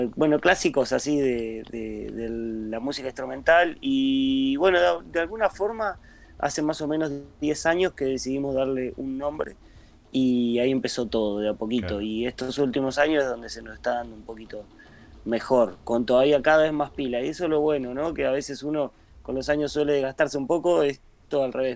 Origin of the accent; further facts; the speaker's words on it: Miramar, Buenos Aires Province, Argentina; nosotros somos de Miramar